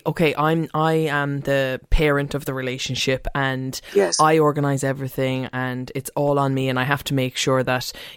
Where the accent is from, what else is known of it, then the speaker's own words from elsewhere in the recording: Ireland; as well as Irish people